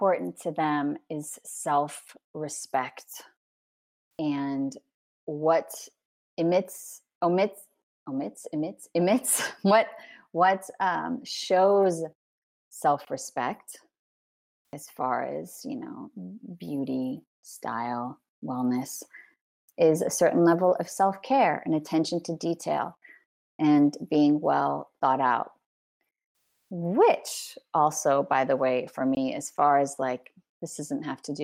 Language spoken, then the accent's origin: English; California, United States; moved away as an adult; also born or lived in New York / Los Angeles; now in France; I'm a Californian Parisian, and I'm very proud to be a Californian Parisian.